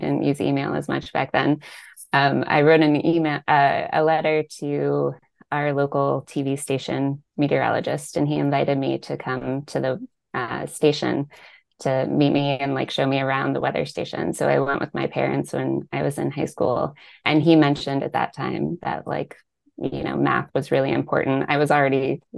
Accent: Northern Virginia, United States; I'm from Northern Virginia, from the DC area

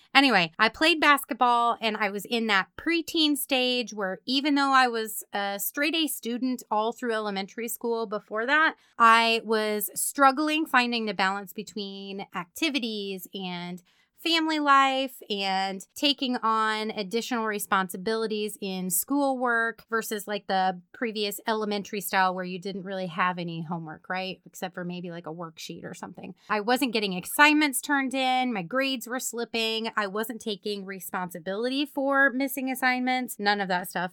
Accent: Meriden, Kansas, United States; my hometown, Meriden, Kansas

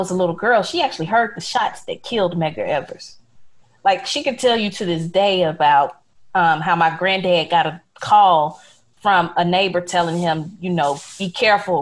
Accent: Jackson, Mississippi, United States; I'm from Jackson, Mississippi, 3 hours away.

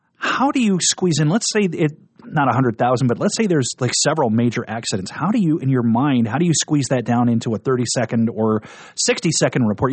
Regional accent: Nebraska, United States; moved away as an adult; also born or lived in Denver; I grew up in Nebraska.

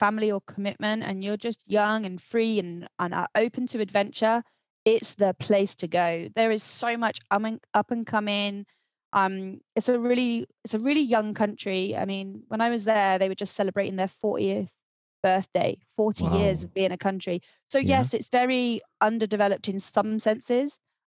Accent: South West England, United Kingdom; moved away as an adult; also born or lived in Scotland; I was born in Scotland, although I don't sound like I'm from Scotland, because I grew up in the southwest of England.

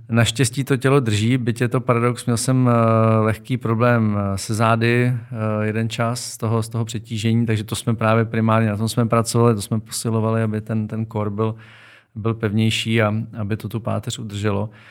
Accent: Karlovy Vary, Karlovy Vary Region, Czechia; já jsem z Varu, takže tam to prostředí pro tyhle sporty je ideální

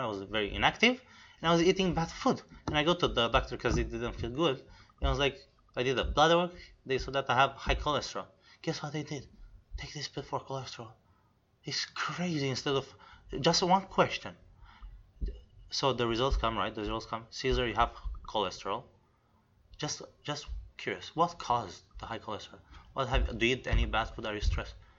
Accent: Romania; moved away; I'm originally from Romania, okay, which is East Europe

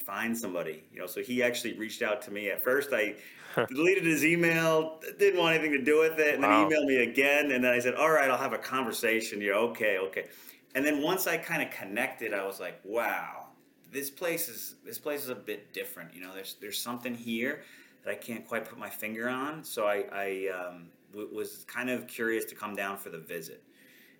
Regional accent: New York City, New York, United States; moved away as an adult; also born or lived in Bangor, Maine; now in Lancaster, United States; I'm from Queens, New York, originally. Like, grew up there, 33 years

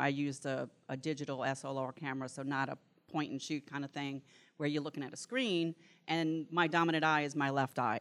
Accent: New Orleans, Louisiana, United States; accent: New Orleans; now in Vicksburg, United States; I am from Vicksburg, Mississippi, but originally from New Orleans, so this is a New Orleans accent, it's not a Mississippi accent.

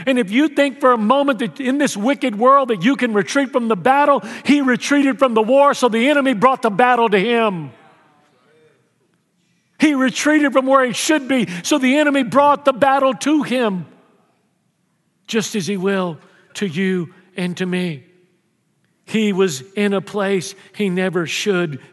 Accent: Houston, Texas, United States; when I was a kid growing up in Houston

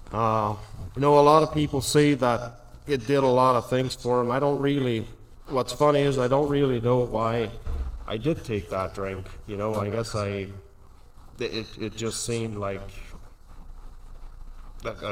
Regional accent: Alberta, Canada; I was born in Jam, Alberta, all around there

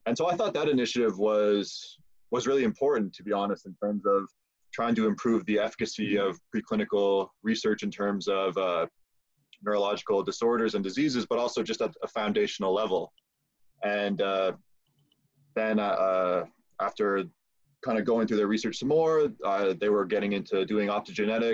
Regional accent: Prince Edward Island, Canada; moved away as an adult; now in London, Canada; I'm from Prince Edward Island.

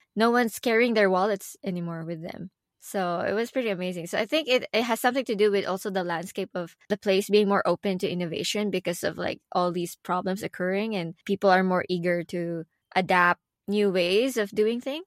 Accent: Philippines; English is a second language; moved away; where I come from, I come from the Philippines.

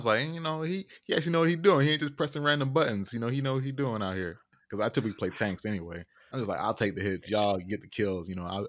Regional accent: Florida, United States; I said I was from Florida.

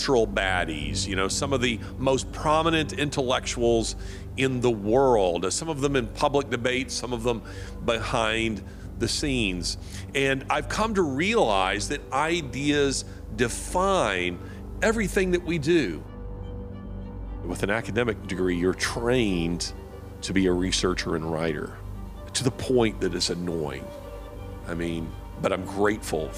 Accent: Birmingham, Alabama, United States; my hometown of Birmingham, Alabama

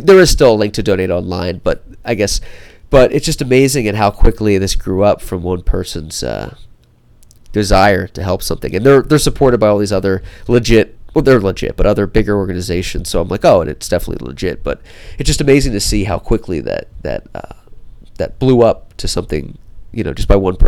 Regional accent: Los Angeles, California, United States; Los Angeles

